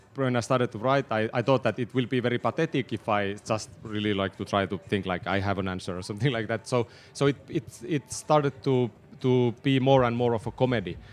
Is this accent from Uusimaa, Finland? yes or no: no; Tornio, Lapland, Finland; I was born in Tornio. It's a small town in the south of Lapland